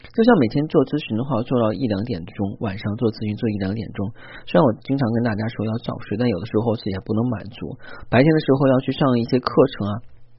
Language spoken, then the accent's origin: Chinese; China; 作为中国人来讲的话呢，可我们中国人